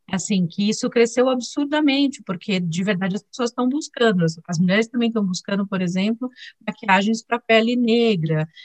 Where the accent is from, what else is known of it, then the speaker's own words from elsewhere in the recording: Diadema, São Paulo, Brazil; also born or lived in Sertão of Alagoas, Brazil; nós mudamos para Diadema, saímos de Alagoas, viemos para Diadema, é, uma cidade super é, difícil na época, né? era uma das cidades mais violentas do Brasil, e eu cresci lá